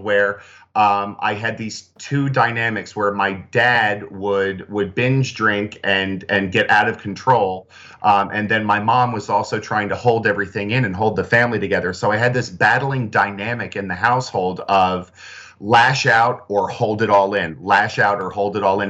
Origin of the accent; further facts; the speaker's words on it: New Jersey, United States; I grew up in South Jersey